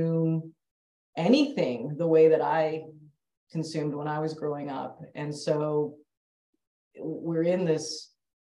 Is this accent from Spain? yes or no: no; Canada; moved away as an adult; now in Bay Area, United States; am Canadian born Indian female and have been in sport my entire life and grew up in Canada